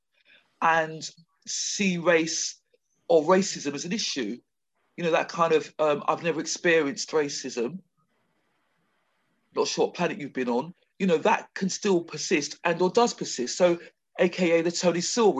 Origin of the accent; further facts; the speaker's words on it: London, United Kingdom; accent: Queen's English; I'm clearly a Londoner, and I speak the Queen's English